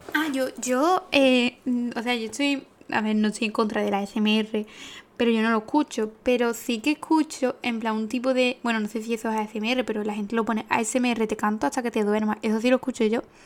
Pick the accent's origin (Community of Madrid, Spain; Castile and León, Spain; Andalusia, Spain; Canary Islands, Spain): Andalusia, Spain; Paradas; yo soy de Parada